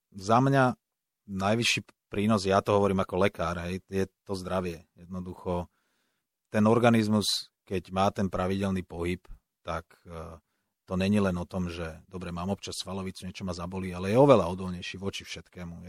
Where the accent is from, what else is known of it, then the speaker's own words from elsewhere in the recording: Pentagón, Bratislava Region, Slovakia; Ja som vyrastal pri Pentagóne